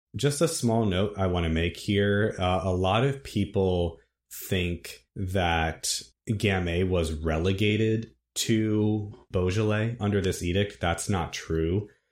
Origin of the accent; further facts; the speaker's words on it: Virginia, United States; I'm from Virginia